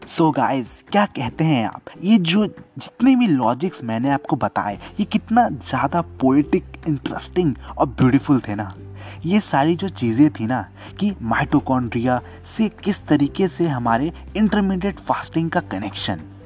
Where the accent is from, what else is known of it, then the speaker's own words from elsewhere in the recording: Bihar, India; हमारे गांव यानी बिहार में